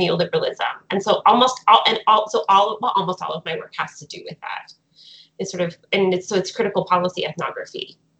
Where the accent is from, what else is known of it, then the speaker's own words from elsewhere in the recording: Fredericton, New Brunswick, Canada; moved away; I'm currently in New Brunswick, in my hometown of Fredericton.